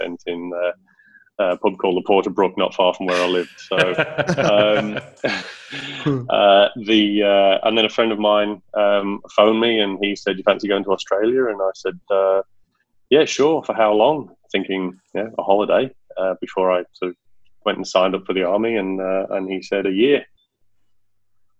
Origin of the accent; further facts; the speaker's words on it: the Wirral, North West England, United Kingdom; accent: Ringo; moved away; also born or lived in Sheffield; us on the Wirral are known as the Woollybacks